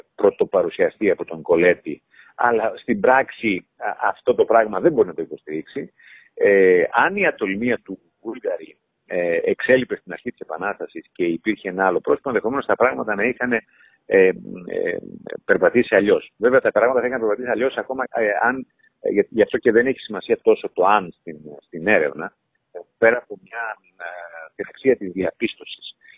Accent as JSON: {"language": "Greek", "town": "Chania", "region": "Crete", "country": "Greece", "said": "είμαι χανιώτης"}